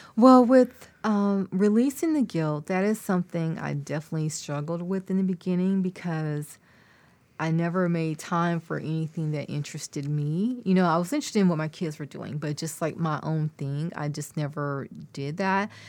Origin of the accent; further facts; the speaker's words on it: near Austin, Texas, United States; it started in my hometown. We would go to one in Columbus, which is not far from Austin